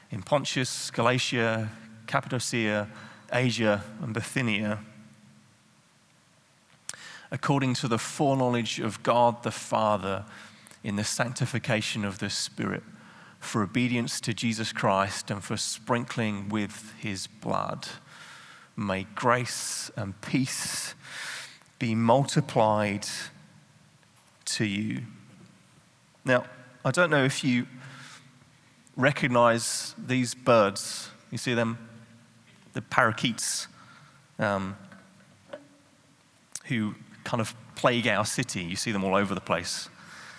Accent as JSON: {"language": "English", "region": "England", "country": "United Kingdom", "moved": "as an adult", "lives_now": "Netherlands", "said": "I'm not Dutch. I'm English."}